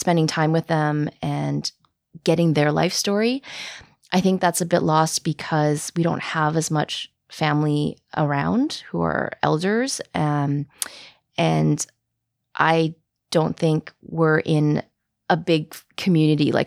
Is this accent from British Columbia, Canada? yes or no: yes; Vancouver, British Columbia, Canada; I'm born and raised in Vancouver